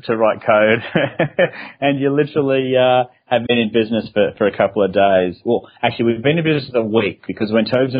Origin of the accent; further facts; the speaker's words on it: Australia; also born or lived in Sydney; I'm an Aussie, as many listeners would be able to tell from my unusual accent. But I'm based down in Sydney, Australia